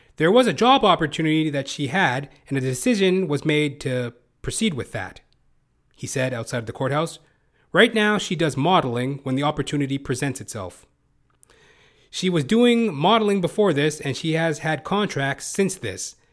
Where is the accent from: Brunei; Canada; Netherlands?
Canada; also born or lived in Toronto, Canada; As a Canadian, I live in Toronto, Canada